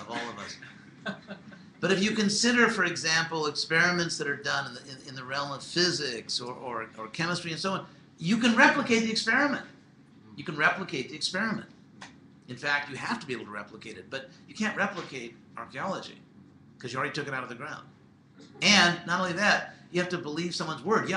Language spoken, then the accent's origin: English; Southern California, United States; I'm from Southern California